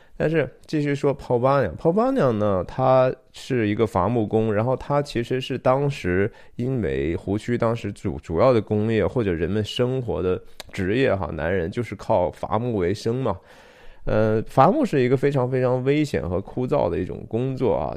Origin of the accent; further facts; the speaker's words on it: Shanxi, China; 我是山西人哈，我从小有相当长的一段时间